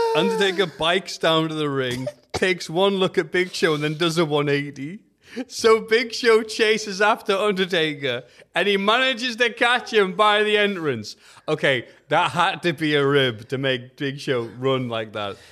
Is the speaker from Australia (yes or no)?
no; England, United Kingdom; We're English